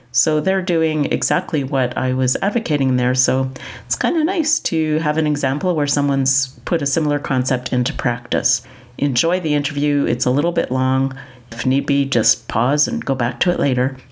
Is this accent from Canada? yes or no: yes; Canada; I'm from Canada